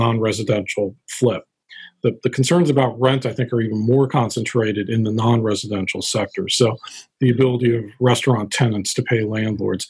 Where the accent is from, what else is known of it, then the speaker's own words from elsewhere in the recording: Dayton, Ohio, United States; I grew up in Dayton, Ohio